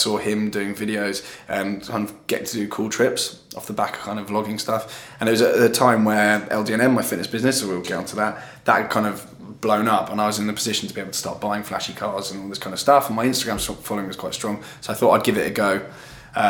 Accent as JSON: {"language": "English", "region": "London", "country": "United Kingdom", "tie": "born or raised there", "said": "I grew up in Southwest London."}